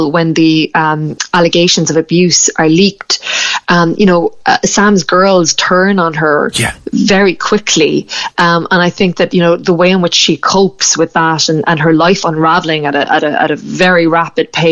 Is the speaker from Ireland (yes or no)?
yes; Ireland